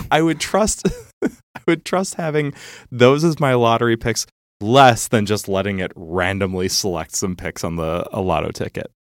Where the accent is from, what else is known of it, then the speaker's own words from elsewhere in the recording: Chicago, Illinois, United States; I was from Chicago